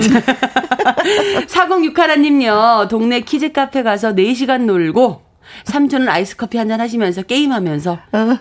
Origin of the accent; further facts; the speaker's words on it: Gangwon, South Korea; 제가 강원도다 보니까 강원도는 사투리가 억양이 좀 세요